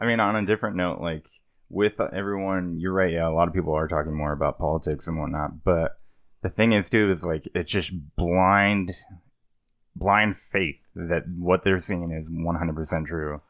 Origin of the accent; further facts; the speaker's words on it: Kingman, Arizona, United States; my hometown in Kingman